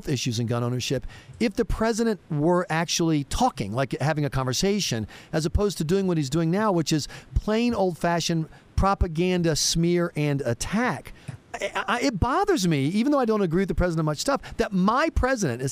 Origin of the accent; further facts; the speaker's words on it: South Carolina, United States; I grew up in South Carolina